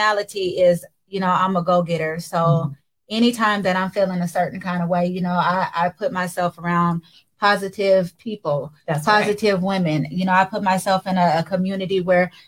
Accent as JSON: {"language": "English", "town": "Seattle", "region": "Washington", "country": "United States", "tie": "born or raised there", "said": "I'm from Seattle, Washington, born and raised in the 206."}